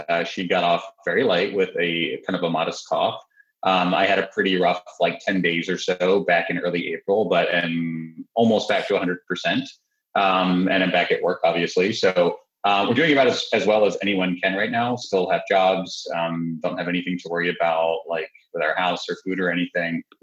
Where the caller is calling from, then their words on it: Philadelphia, Pennsylvania, United States; I'm just down the road from you in Philadelphia uh, or in South Philly.